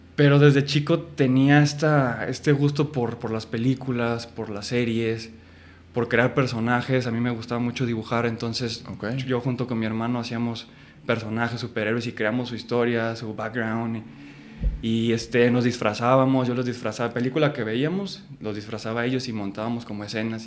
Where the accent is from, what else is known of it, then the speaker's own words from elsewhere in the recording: Guadalajara, Jalisco, Mexico; moved away as an adult; now in Mexico City, Mexico; Yo nací y crecí en Guadalajara, Jalisco